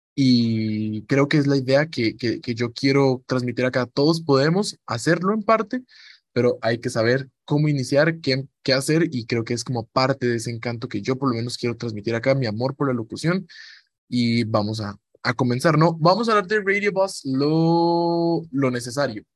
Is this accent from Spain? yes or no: no; Cartago, Costa Rica; Yo provengo de Costa Rica, de la noble y leal ciudad de Cartago, aquí en Costa Rica